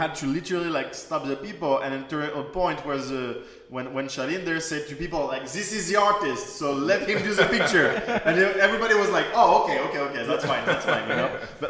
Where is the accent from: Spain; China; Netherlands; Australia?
China; English is a second language; So actually, social media is very new for me. Like, I came from China.